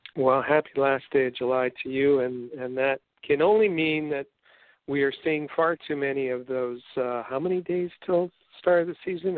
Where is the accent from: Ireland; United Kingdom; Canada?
Canada; accent: Canadian; I've got my whole Canadian accent